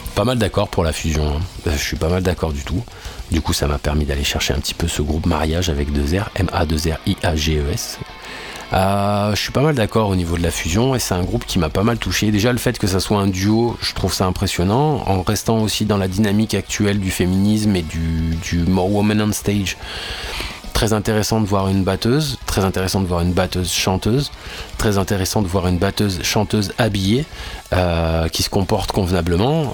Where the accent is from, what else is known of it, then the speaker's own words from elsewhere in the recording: France; en tant que français